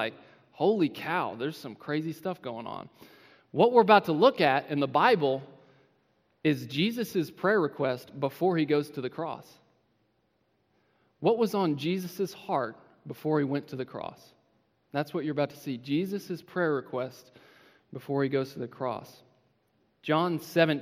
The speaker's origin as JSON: {"language": "English", "town": "Independence", "region": "Missouri", "country": "United States", "said": "I'm from Independence, Missouri"}